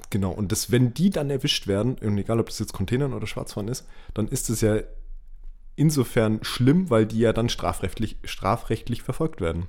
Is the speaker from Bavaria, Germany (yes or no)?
yes; Nuremberg, Bavaria, Germany; bei uns in Nürnberg